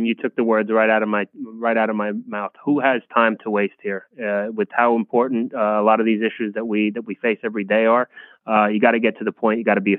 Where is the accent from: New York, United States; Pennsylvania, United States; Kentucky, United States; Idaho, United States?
New York, United States; Monticello; my hometown, Rolling V hometown in Monticello, New York, which is just down the street from Bethel Woods, which was the of the 1969 Woodstock Festival